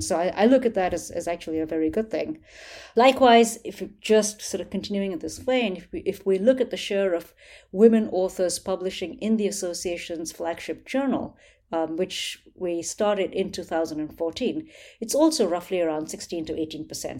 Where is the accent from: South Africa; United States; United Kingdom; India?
India; New Delhi, Delhi; I grew up in New Delhi, India